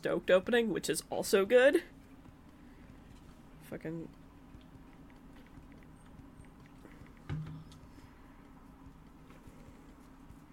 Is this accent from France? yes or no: no; Canada; Love being Canadian.